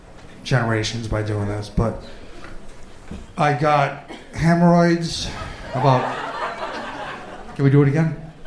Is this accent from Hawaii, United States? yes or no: no; Fall River, Massachusetts, United States; I'm from Fall River. Do you know what Fall River is? It's known for chicken chow mein, shiitake and peppers, and fentanyl boofing.